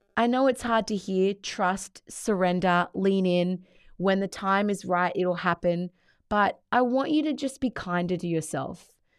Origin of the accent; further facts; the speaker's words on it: Australia; although I am Australian, my background is Italian